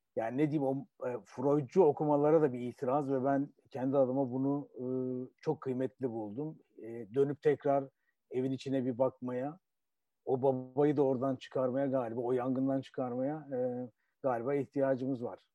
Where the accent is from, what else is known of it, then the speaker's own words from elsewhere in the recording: Turkey; bir Türk olarak, Türkiye'li bir biri olarak